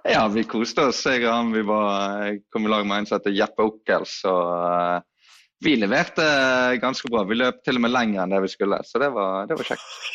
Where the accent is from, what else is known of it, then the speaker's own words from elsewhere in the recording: Os, Vestland, Norway; i Os, der jeg kommer fra